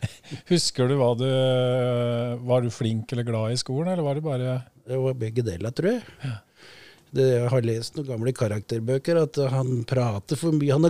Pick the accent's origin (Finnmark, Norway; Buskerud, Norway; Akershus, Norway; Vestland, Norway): Buskerud, Norway; Drammen; Og så er jeg ekte drammenser. Det tror jo kanskje ikke folk ut ifra målet mitt, men det så kan sette skylda på mye farting i Hallingdal og